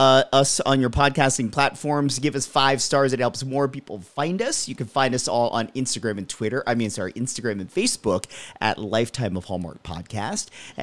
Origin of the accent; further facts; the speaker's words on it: East Coast, United States; I grew up in the East Coast